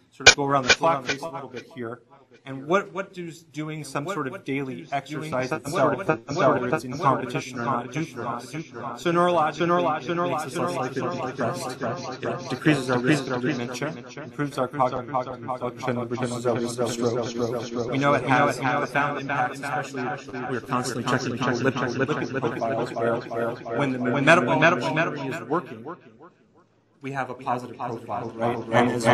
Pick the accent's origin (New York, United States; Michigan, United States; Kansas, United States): Kansas, United States; moved away; I'm from Kansas